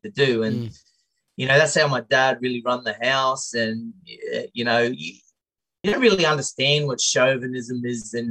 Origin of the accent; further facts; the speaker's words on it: Tully, Queensland, Australia; Growing up in Tully, small town